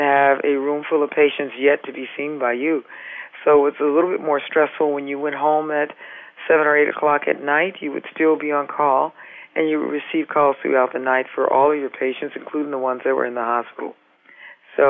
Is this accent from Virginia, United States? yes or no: no; California, United States; now in Massachusetts, United States; I'm from California